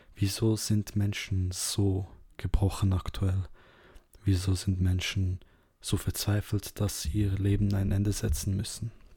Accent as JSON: {"language": "German", "country": "Serbia", "moved": "yes", "said": "ich bin ursprünglich aus Serbien"}